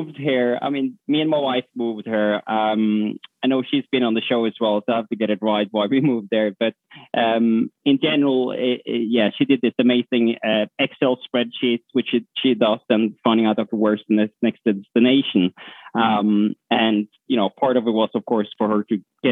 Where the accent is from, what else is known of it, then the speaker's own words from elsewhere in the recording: Norway; moved away; also born or lived in London; So I'm from Norway